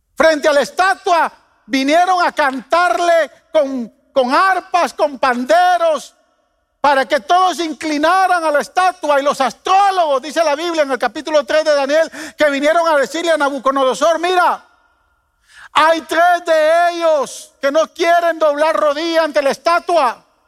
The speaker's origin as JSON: {"language": "Spanish", "country": "Guatemala", "tie": "born or raised there", "said": "Yo de niño en Guatemala"}